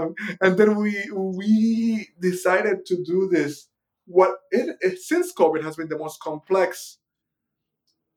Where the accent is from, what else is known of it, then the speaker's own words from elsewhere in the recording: Puerto Rico; I was born in Puerto Rico, one of the last official colonies on Earth